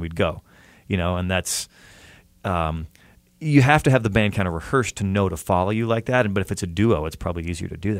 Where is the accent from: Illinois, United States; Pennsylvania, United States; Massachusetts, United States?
Illinois, United States; outside of Chicago; now in Pasadena, United States; I grew up outside of Chicago in like a suburban type area with a lot of cornfields